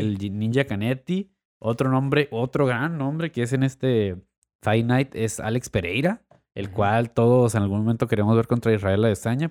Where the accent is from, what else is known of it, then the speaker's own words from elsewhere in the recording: Tijuana, Baja California, Mexico; como tijuanenses también, como mexicanos